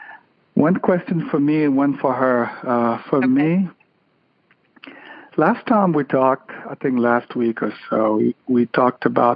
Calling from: Connecticut, United States; I'm calling from Connecticut.

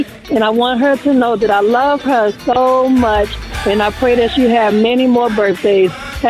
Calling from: Jersey City, New Jersey, United States; I'm calling from Jersey City.

